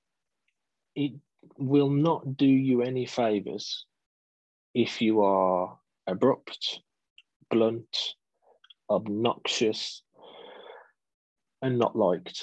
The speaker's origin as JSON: {"language": "English", "town": "Wolverhampton", "region": "West Midlands", "country": "United Kingdom", "tie": "born or raised there", "also_born_or_lived": "Dudley", "said": "I was born in Wolverhampton, live in Dudley in the West Midlands"}